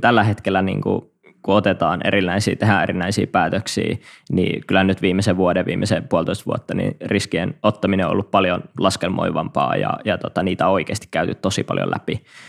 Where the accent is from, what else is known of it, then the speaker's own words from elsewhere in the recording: Kuopio, North Savo, Finland; moved away; mä oon … ja Savolainen Kuopiasta kotosi alun perin